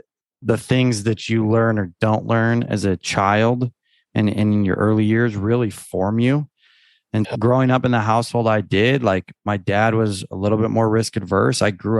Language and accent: English; Texas, United States; born there; And I was born in Texas, but I never really had visited or spent much time there.